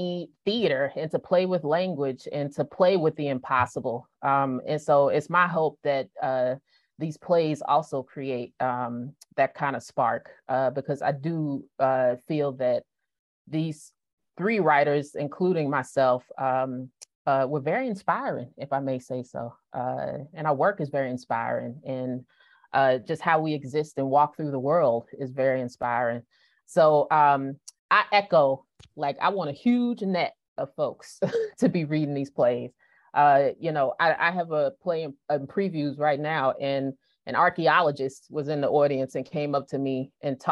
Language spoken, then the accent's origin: English; Kansas, United States; I grew up in Kansas